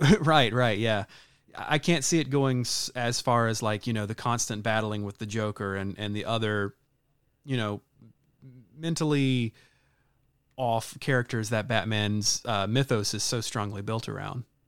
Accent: the South, United States; moved away; I was born and raised in the South

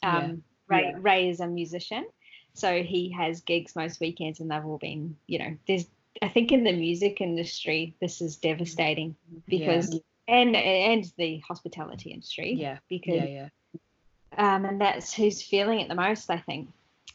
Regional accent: Australia; we're kind of a bit out in the outback a little bit

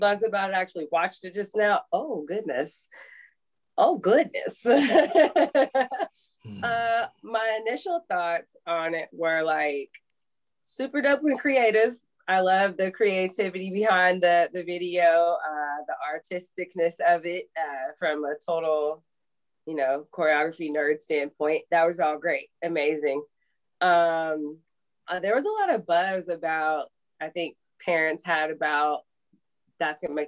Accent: Mississippi, United States; I grew up in Mississippi

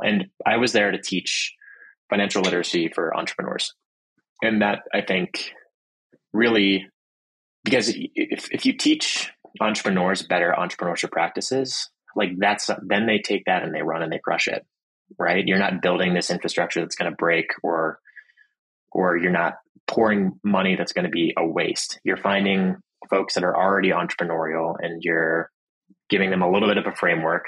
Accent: Pittsburgh, Pennsylvania, United States; also born or lived in Boston, Massachusetts; My family moved to Pittsburgh, Pennsylvania, where my mother was from. My dad is from Boston. When I was about two, and grew up in a pretty nice neighborhood in Pittsburgh

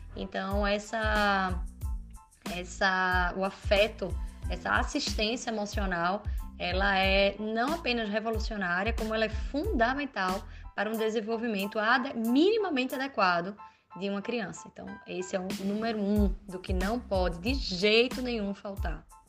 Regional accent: Recife, Pernambuco, Brazil; moved away as an adult; now in Madrid, Spain; Eu sou também recifense, pernambucana, mas há quase cinco anos eu moro em Madrid

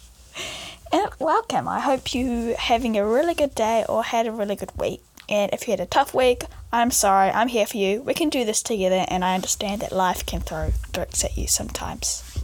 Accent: New Zealand; I am 16 years old and I come from New Zealand

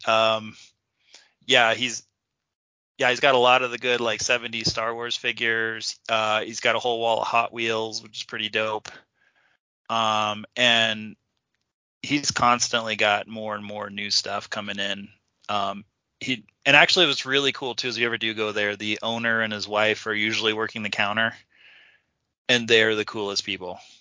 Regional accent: Kansas, United States; now I grew up in Kansas.

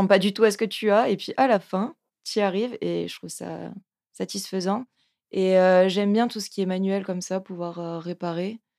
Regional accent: the South, southern France, France; accent: southern; now in Lyon, France; Quand je parle du Sud, je sens que mon accent

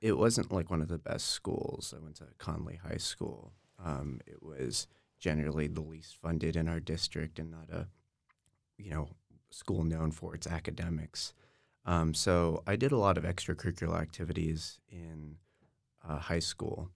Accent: Austin, Texas, United States; I really enjoyed growing up in Austin.

